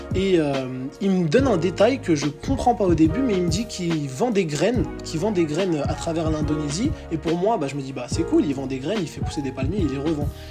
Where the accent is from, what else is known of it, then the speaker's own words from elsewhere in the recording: Villejuif, Île-de-France, France; moved away as an adult; je suis parisien, je suis issu de la, banlieue parisienne, donc euh, de Villejuif dans le 94